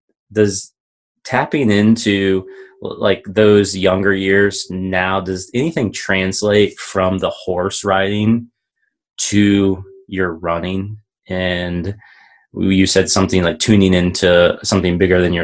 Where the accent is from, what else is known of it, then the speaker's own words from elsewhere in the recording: Midwest, United States; now in Colorado, United States; I'm from the Midwest, so skiing is less of a thing there. And as I moved out here to Colorado